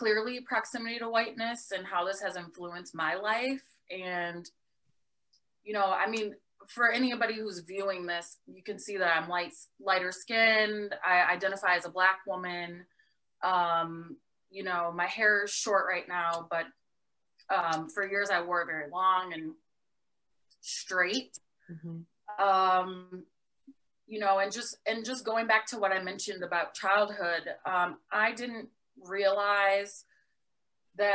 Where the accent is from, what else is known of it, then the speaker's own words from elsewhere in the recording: Detroit, Michigan, United States; I grew up in Detroit and went to Detroit Public Schools until the sixth grade.